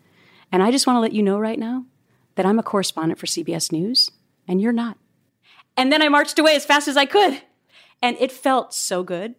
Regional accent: Minnesota, United States; I'm from Minnesota. It's not really a pageant state.

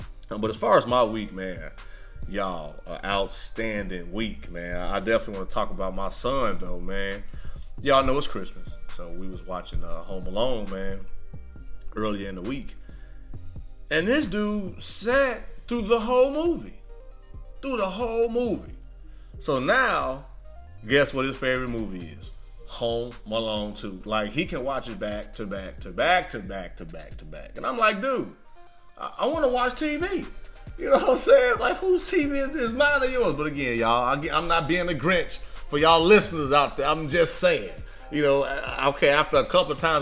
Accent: Midwest, United States; now in Houston, United States; I'm from the Midwest.

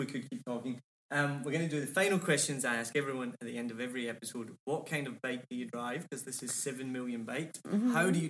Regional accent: Scotland, United Kingdom; I blame it on me being Scottish

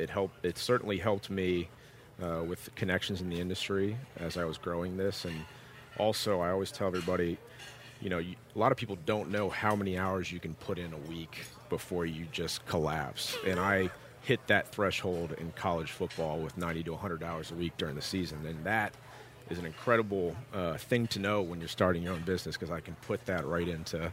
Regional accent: Atlanta, Georgia, United States; Atlanta, Georgia.

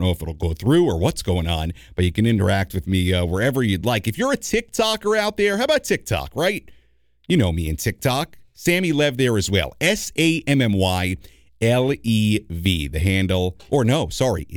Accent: New York, United States; now in San Diego, United States; as a New Yorker at heart myself. Not that I don't love Southern California and San Diego, but hey, you know, that's where I'm from, New York

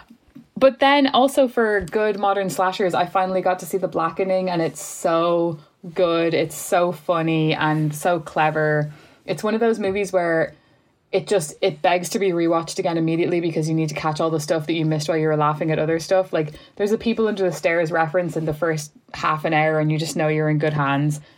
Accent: Ireland

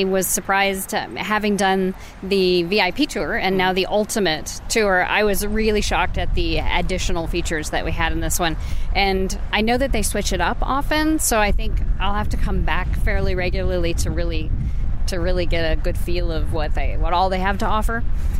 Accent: Oregon, United States; From Oregon.

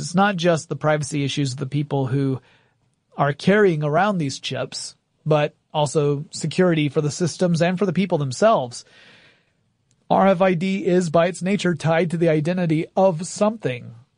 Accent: Gainesville, Georgia, United States; moved away; my hometown of Gainesville

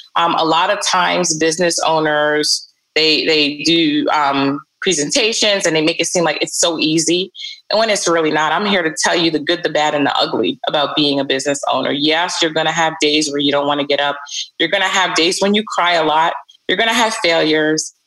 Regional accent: New York City, New York, United States; also born or lived in Barbados; they brought me over when I was about seven years old. And I moved to Brooklyn.

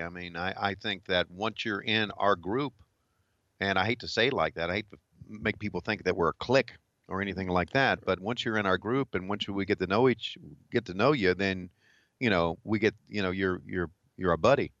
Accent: Virginia, United States; moved away as an adult; also born or lived in Charlotte, North Carolina; growing up in Virginia

